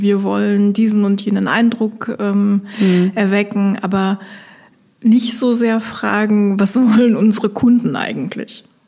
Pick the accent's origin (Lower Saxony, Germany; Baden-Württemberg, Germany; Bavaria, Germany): Lower Saxony, Germany; Osnabrück; moved away as an adult; also born or lived in Koblenz; now in Westerwald, Germany; ich komme gebürtig aus Osnabrück